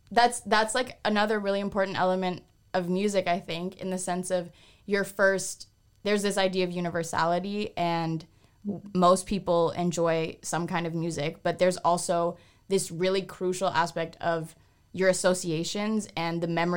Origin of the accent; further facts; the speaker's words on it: Toronto, Ontario, Canada; I listen to … because I'm from Toronto.